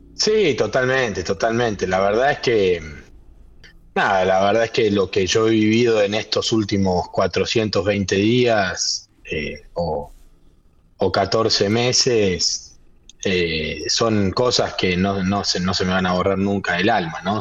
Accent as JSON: {"language": "Spanish", "region": "Buenos Aires", "country": "Argentina", "tie": "born or raised there", "also_born_or_lived": "General Alvear", "moved": "yes", "said": "soy nacido y criado en Capital Federal"}